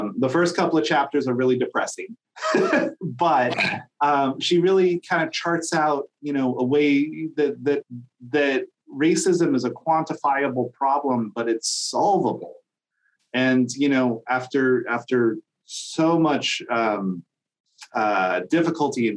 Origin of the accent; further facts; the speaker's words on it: Olympia, Washington, United States; now in Whatcom County, United States; I grew up in Olympia. It's just 3 hours south of here